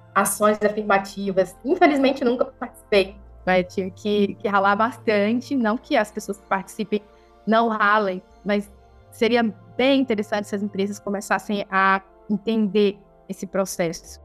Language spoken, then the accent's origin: Portuguese; Amazon, Brazil; Eu mesma nasci, né? Me criei na Amazônia, aqui tomando banho nesses rios.